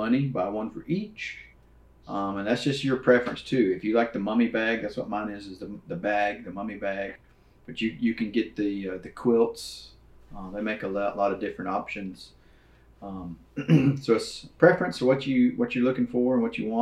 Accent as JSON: {"language": "English", "region": "Louisiana", "country": "United States", "moved": "yes", "lives_now": "Texas, United States", "said": "I'm from Louisiana, you know, hunted on hunting clubs, right? River bottoms, and then moved to Texas"}